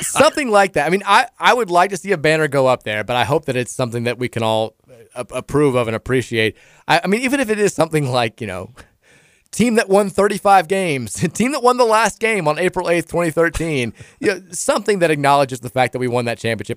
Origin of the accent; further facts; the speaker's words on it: Louisville, Kentucky, United States; also born or lived in Iowa / Dayton, Ohio; I'm from Louisville, Kentucky